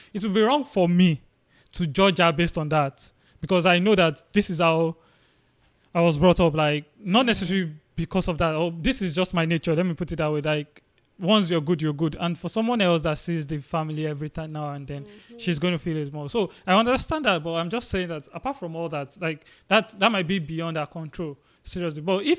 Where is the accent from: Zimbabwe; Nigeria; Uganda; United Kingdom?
Nigeria; I came with another guy from Nigeria.